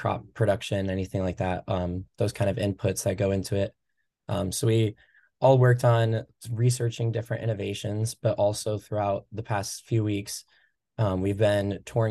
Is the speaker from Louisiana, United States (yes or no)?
no; Durant, Iowa, United States; I'm originally from Eastern Iowa, Durant, Iowa. Grew up on my family's row crop farm